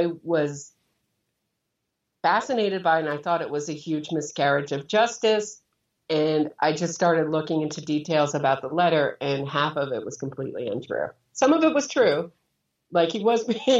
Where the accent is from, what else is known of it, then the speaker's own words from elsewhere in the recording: Pennsylvania, United States; moved away; also born or lived in New York City; I was raised in Pennsylvania.